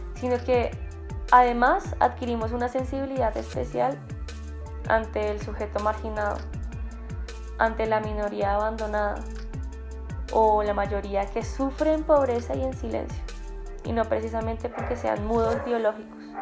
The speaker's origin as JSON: {"language": "Spanish", "country": "Colombia", "said": "como colombianos"}